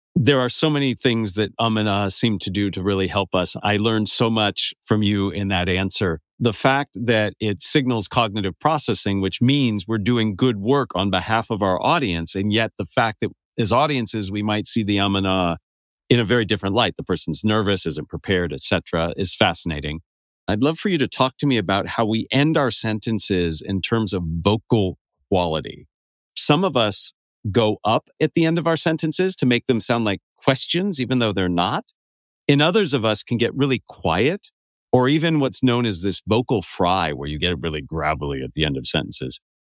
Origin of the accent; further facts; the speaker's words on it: Santa Cruz, California, United States; growing up in Northern California near Santa Cruz